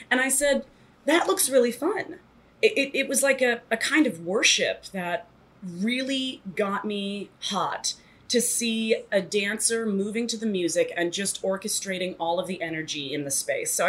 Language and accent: English; Toronto, Ontario, Canada; moved away as an adult; now in New York, United States; I moved to New York when I was 18 from Toronto